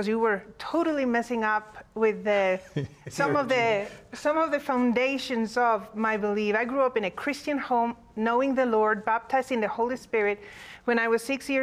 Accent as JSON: {"language": "English", "country": "Honduras", "tie": "born or raised there", "moved": "yes", "lives_now": "United States", "said": "I was born in Honduras, but my father is an American citizen."}